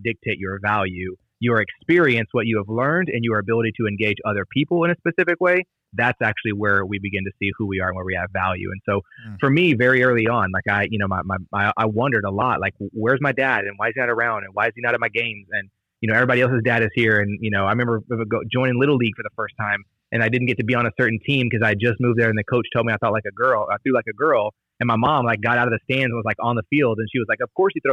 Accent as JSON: {"language": "English", "town": "Dallas", "region": "Texas", "country": "United States", "tie": "born or raised there", "also_born_or_lived": "Kansas / Lewisville / Farmers Branch", "said": "I've been in Dallas the rest of the time"}